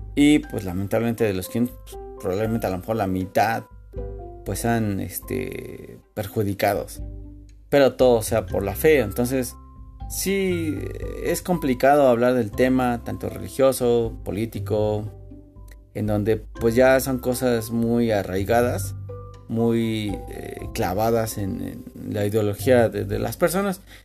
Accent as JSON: {"language": "Spanish", "region": "Mexico City", "country": "Mexico", "said": "como buen este defeño"}